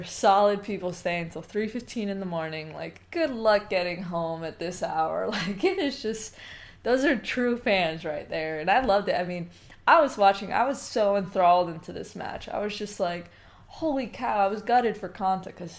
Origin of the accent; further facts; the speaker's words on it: United States; as an American player